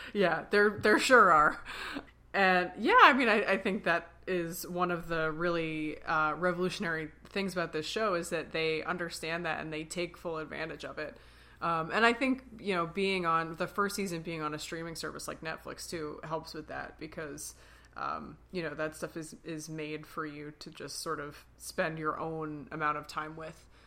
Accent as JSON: {"language": "English", "town": "Philadelphia", "region": "Pennsylvania", "country": "United States", "said": "We're sisters from Philly"}